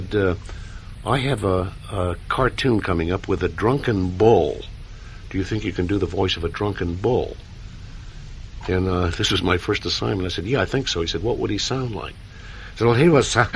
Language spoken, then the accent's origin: English; Portland, Oregon, United States; also born or lived in San Francisco, California; I was born in San Francisco, California, and I was raised in Portland, Oregon.